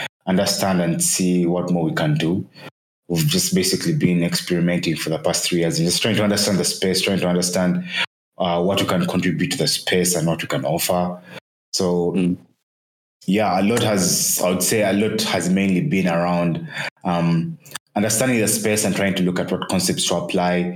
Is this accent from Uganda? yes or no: yes; Kampala, Central Region, Uganda; born and raised in Kampala, Uganda.